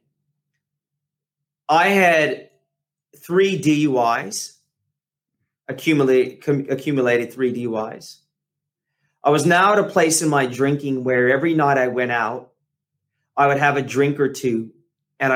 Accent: California, United States; I grew up in California

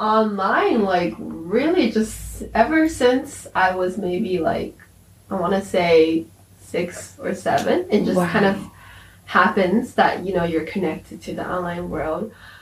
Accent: San Francisco, California, United States; also born or lived in Hainan, China / Beijing, China; I was born in Hainan, China, but I grew up in San Francisco and Beijing. And for university, I went to university also in the U.S., but it was in the East Coast as opposed to where I grew up, in the West Coast.

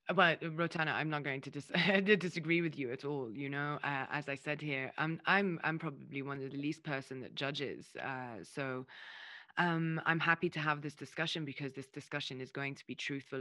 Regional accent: Lebanon; also born or lived in United Kingdom; I'm half mm. Lebanese, I'm half English

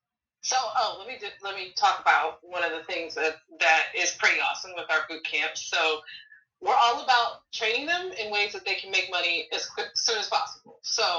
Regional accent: Hawaii, United States; also born or lived in Illinois; Like, I grew up in Hawaii. I grew up in Illinois.

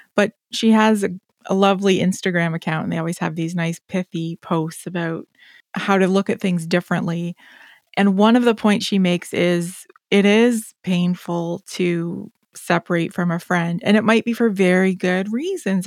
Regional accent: Canada; I will own it as a Canadian

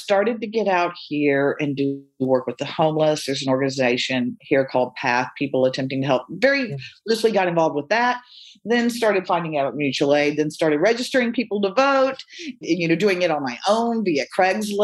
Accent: Austin, Texas, United States; I grew up in Austin in the 70s

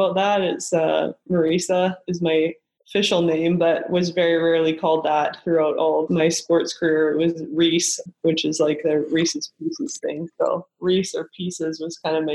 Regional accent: Kelowna, British Columbia, Canada; moved away as an adult; I was from Kelowna, BC, where not a lot of volleyball products come out of at the time

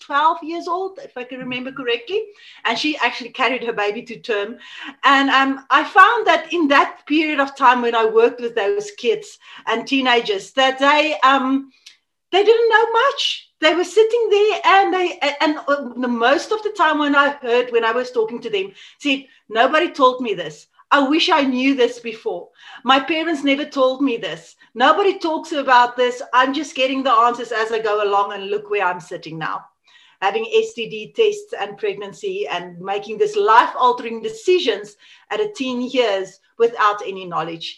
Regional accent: South Africa; first language Afrikaans; English is a second language; I'm from South Africa. And yeah, I grew up here, I live here

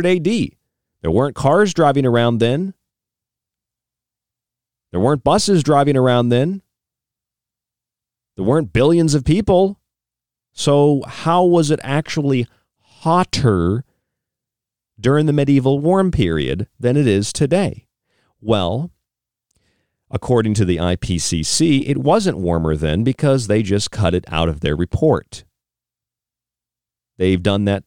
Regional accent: St. Pete Beach, Florida, United States; now in Arizona, United States; I'm from St. Pete Beach. I'm from the Gulf Coast

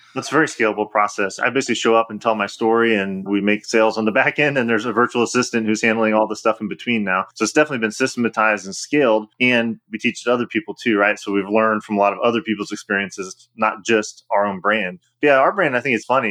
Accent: Illinois, United States; my home state of Illinois

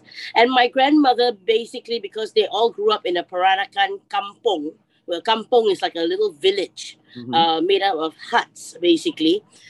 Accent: Singapore; growing up in Singapore, we are surrounded by such a hot pot of everyone, really.

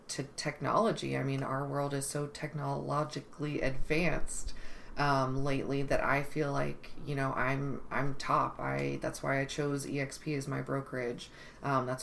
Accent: Burnet, Texas, United States; also born or lived in Austin, Texas; now in Wimberley, United States; I'm originally from Burnie

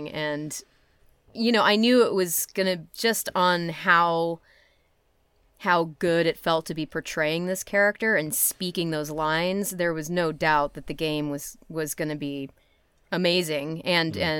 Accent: Netherlands; I'm from Holland.

